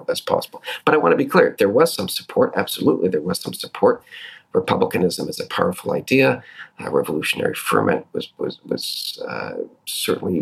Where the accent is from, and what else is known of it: Canada